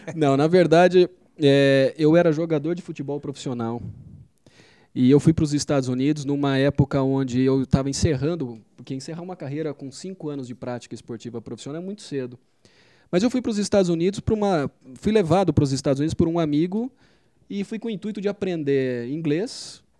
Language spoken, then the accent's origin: Portuguese; Campinas, São Paulo, Brazil; eu sou de Campinas, é, morei boa parte da minha vida em Campinas